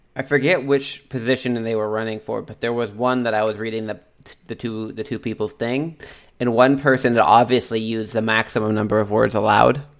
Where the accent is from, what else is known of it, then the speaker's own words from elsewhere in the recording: Texas, United States; now in Washington, United States; we're from Texas